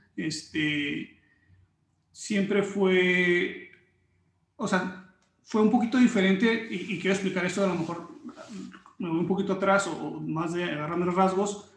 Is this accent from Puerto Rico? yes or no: no; Mexico; also born or lived in Mexico City / Tijuana; yo nací en México